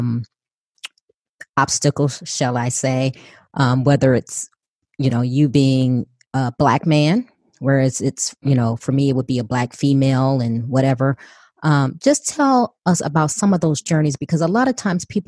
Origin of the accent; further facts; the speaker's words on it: Chicago, Illinois, United States; I was born and raised in Chicago